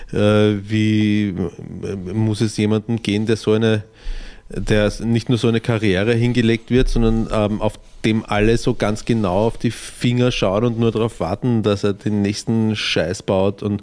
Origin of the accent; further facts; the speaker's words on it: Austria; Bei uns in Österreich